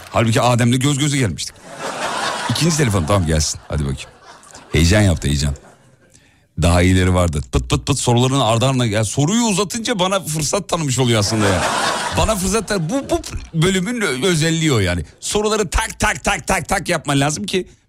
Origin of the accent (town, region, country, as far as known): Sivas Province, Turkey